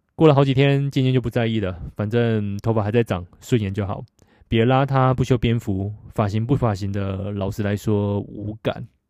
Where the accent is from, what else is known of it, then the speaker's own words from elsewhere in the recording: Taiwan; 到澳洲打工，韩国同事知道我是台湾人后说